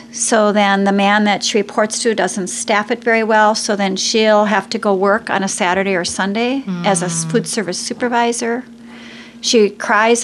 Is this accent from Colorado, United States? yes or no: no; Wisconsin, United States; I'm a cheesehead from Wisconsin.